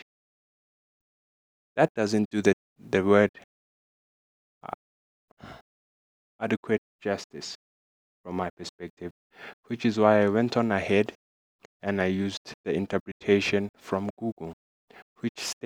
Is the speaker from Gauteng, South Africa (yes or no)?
no; Middelburg, Mpumalanga, South Africa; I'm from Middelburg, Mpumalanga, South Africa